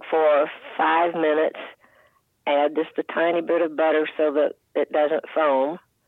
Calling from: Nacogdoches, Texas, United States; Nacogdoches, Texas.

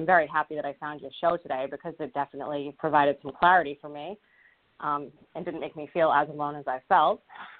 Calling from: Rhode Island, United States; I'm calling in from Rhode Island.

